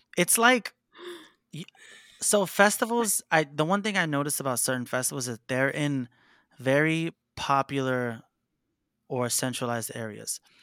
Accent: New York City, New York, United States; I grew up in Harlem, New York City, um, surrounded by, like, rappers growing up

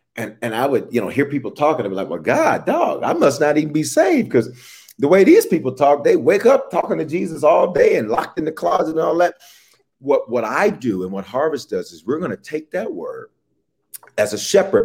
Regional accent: Memphis, Tennessee, United States; also born or lived in Denver, Colorado; now in Atlanta, United States; I was born in Denver, raised in Memphis, reared in Memphis, and then returned

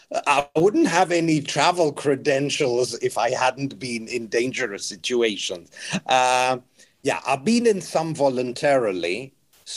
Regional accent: England, United Kingdom; I'm like, "I'm from England, but I love Romania. I think it's a great country."

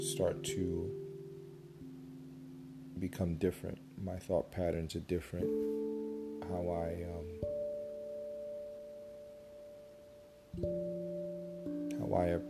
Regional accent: United States; how I grew up in America

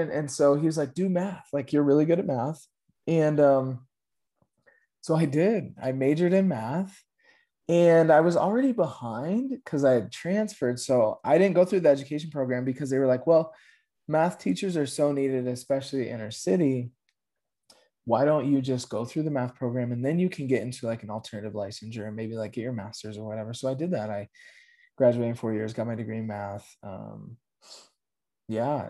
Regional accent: Aurora, Colorado, United States; born and raised in Aurora, Colorado.

